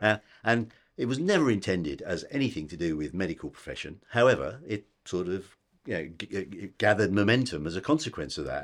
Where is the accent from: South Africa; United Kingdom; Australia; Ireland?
United Kingdom; we're British